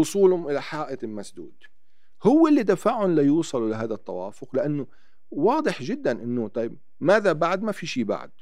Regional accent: Naqoura, South Governorate, Lebanon; also born or lived in Tyre, Lebanon; أنا ابن، ابن جنوب لبنان

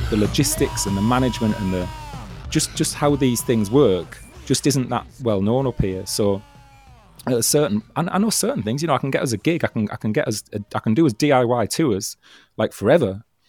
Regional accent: Stockton-on-Tees, North East England, United Kingdom; Stockton, which is my hometown

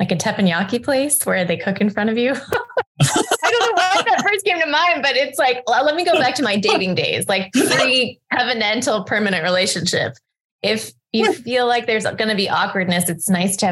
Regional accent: Hong Kong; I grew up in Hong Kong

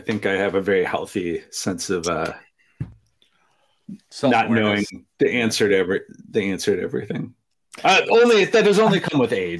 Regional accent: Wisconsin, United States; I'm from Wisconsin. I know how this goes.

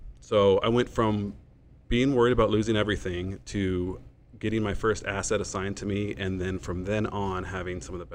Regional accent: Hermosa Beach, California, United States; moved away as an adult; now in San Diego, United States; I born and raised in Hermosa Beach, California.

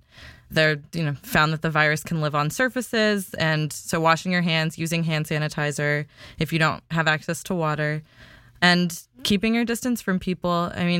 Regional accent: India; first language Kannada; I used to speak my mother tongue when I was a kid, and then when I was a baby, like there's all these videos of me as a 1-year-old, 2-year-old speaking English and my mother tongue, which is called Kannada, interchangeably.

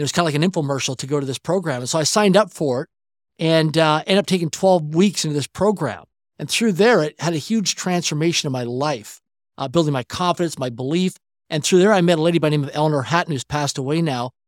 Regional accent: Swift Current, Saskatchewan, Canada; I grew up in Swift Current, Saskatchewan, Canada, a city of less than twenty thousand people in population

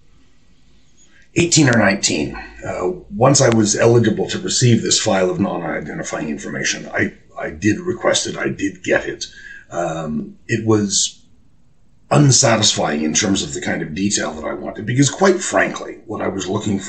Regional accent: Toronto, Ontario, Canada; accent: Canadian; now in United Kingdom; my accent is not British. Canadian, if you please, not American

